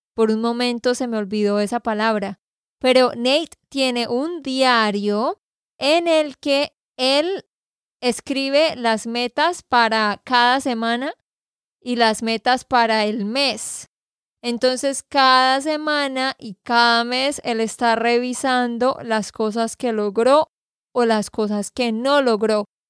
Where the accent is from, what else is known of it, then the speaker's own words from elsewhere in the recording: Santander, Colombia; de Santander, Colombia